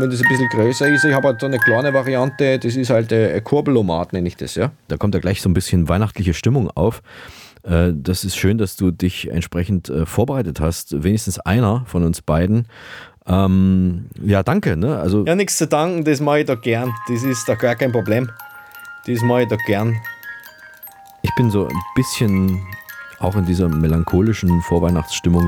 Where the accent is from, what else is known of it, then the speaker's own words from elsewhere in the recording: Vienna, Austria; bei uns in Wern